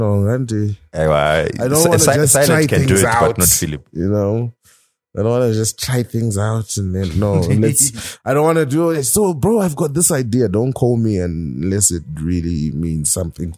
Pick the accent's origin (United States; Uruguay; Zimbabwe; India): Zimbabwe; I'm an artist from Zimbabwe